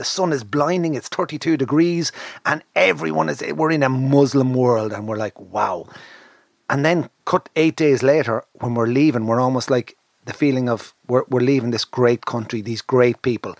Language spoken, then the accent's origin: English; Ireland; I'm Irish